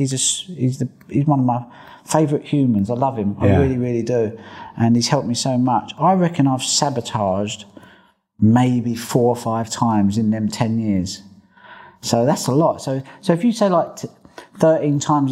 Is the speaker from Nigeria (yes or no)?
no; England, United Kingdom; I'm an Englishman